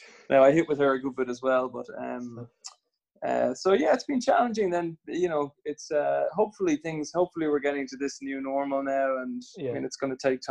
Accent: Swords, Leinster, Ireland; I grew up in Swords

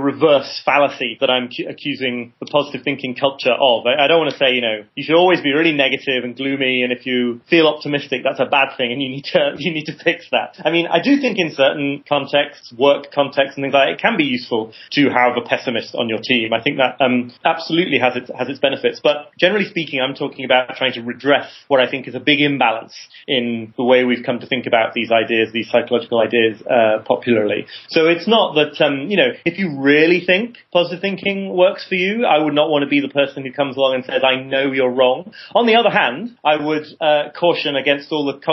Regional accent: United Kingdom; I'm British too

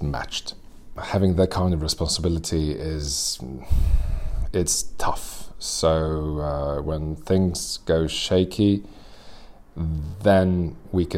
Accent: Serbia; I'm an actor born and raised in Serbia

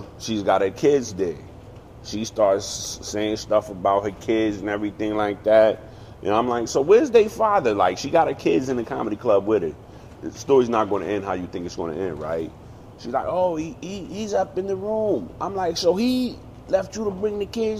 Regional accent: New York, United States; now in Harrisburg, United States; I'm originally from New York, but I live in Harrisburg

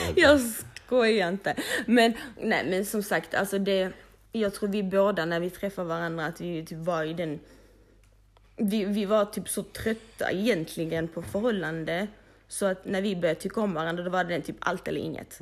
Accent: Malmö, Skåne, Sweden; vi är upp, födda och uppvuxna i Malmö, du vet, blattepar

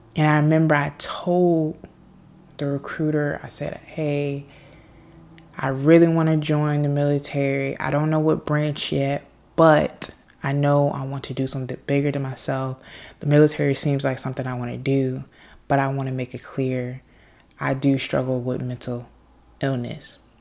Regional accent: United States; I am an American. I live in the United States of America

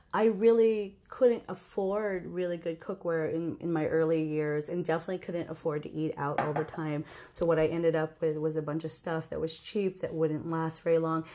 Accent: Hawaii, United States; moved away; I come from Hawaii

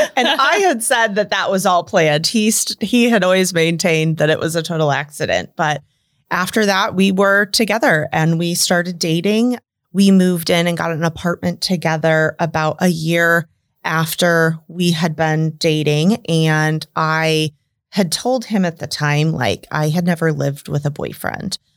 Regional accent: suburb of Des Moines, Iowa, United States; moved away as an adult; now in Omaha, United States; I grew up in, um, a suburb of Des Moines, Inc

